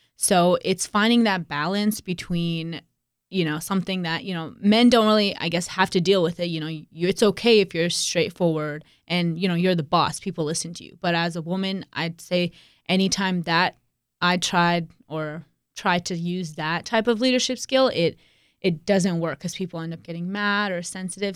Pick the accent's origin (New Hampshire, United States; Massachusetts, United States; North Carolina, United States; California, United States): North Carolina, United States; Raleigh; Raleigh is my hometown